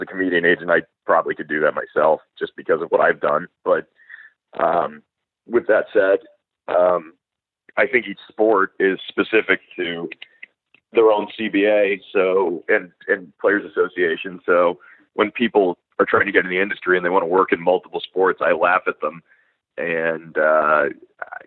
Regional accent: South Florida, United States; I'm from South Florida where everyone's Jewish

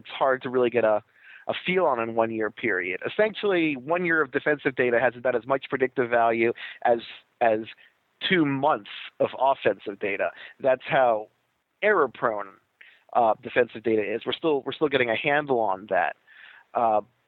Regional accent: Baltimore, Maryland, United States; I grew up in Baltimore, and everyone was Orioles crazy

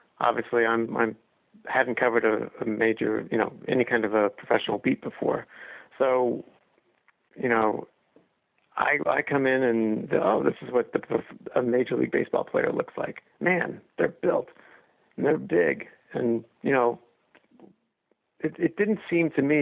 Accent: Kansas City, Missouri, United States; moved away; also born or lived in Boston; I grew up in Kansas City, in the heyday of the Kansas City Royals.

